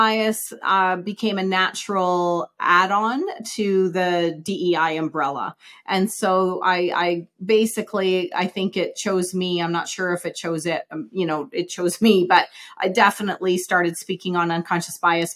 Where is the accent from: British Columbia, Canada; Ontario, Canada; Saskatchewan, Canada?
Saskatchewan, Canada; Saskatoon; moved away as an adult; now in Calgary, Canada; I grew up in Saskatoon, Saskatchewan, and moved to Calgary in 94